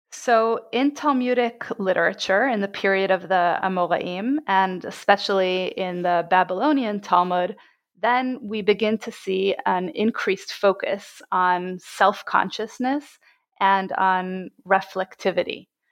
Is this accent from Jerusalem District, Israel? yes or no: yes; Jerusalem, Jerusalem District, Israel; I was born and bred in Jerusalem.